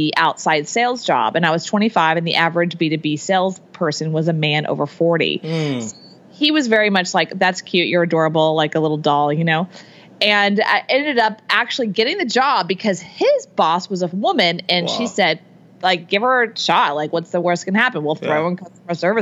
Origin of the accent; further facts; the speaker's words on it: Houston, Texas, United States; I grew up in Texas, in Houston, Texas